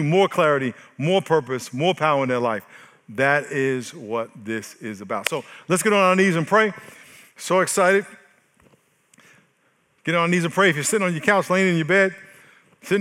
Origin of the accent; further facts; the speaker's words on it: New York, United States; now in San Diego, United States; I am from New York